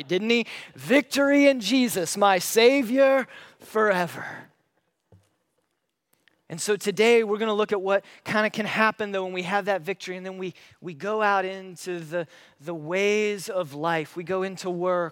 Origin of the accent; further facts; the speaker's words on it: Paulding County, Ohio, United States; moved away; I grew up in Paulding County. That's where I was born and raised.